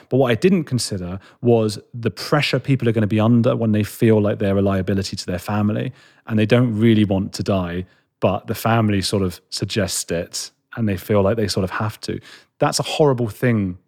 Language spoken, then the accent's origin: English; London, United Kingdom; I'm a boy from London